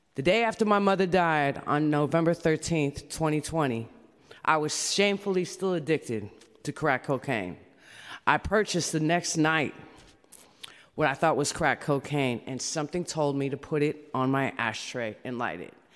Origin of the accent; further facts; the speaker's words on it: San Francisco, California, United States; I'm from San Francisco, California